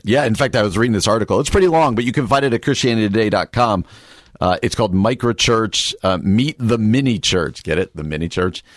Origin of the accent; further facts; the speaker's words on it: New Jersey, United States; moved away; where I grew up in New Jersey